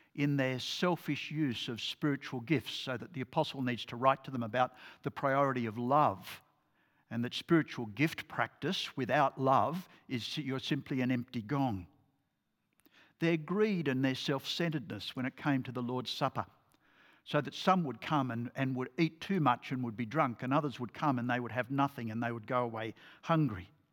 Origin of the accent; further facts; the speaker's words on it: Port Macquarie, New South Wales, Australia; I grew up in Port Macquarie